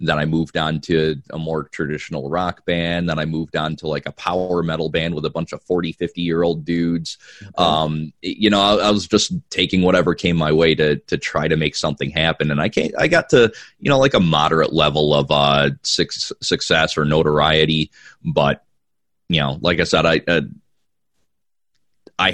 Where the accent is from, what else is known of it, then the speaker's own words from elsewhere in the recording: Watertown, New York, United States; now in Georgia, United States; I'm personally from Watertown up by Syracuse